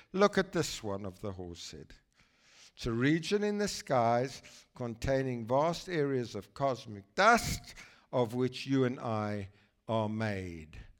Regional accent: South Africa; a boy from South Africa

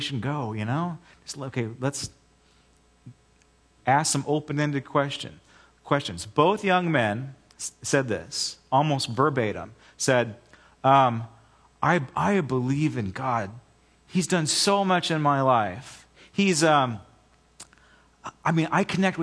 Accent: United States; I am first and foremost a Christian, and I'm an American second.

